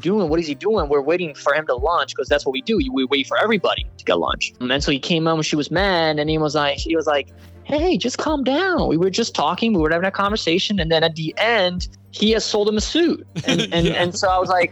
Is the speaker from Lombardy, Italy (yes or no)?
no; small town in Puglia, Apulia, Italy; now in United States; My hometown is up on a hill. So we actually, from where I'm from, you can see a valley